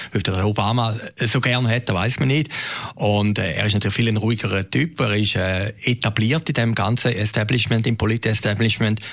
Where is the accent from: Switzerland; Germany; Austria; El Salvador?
Switzerland; Bei uns in der Schweiz